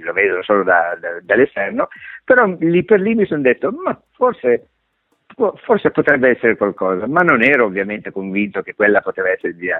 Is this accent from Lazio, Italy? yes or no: yes; Rome, Lazio, Italy; sono nato a Roma